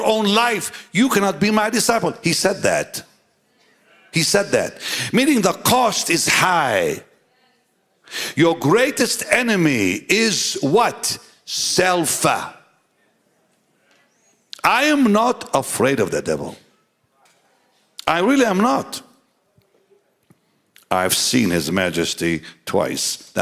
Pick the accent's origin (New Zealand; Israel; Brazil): Israel; Jaffa, Tel Aviv District; I grew up in the Holy Land, Jaffa, the city of Jaffa